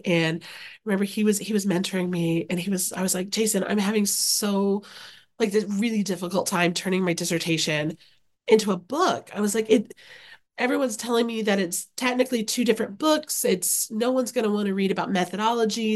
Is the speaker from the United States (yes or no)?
yes; Okarche, Oklahoma, United States; moved away as an adult; now in Oxford, Ohio, United States; I grew up in a very small town in Oklahoma. So shout out to Okarche, Oklahoma, which is central Oklahoma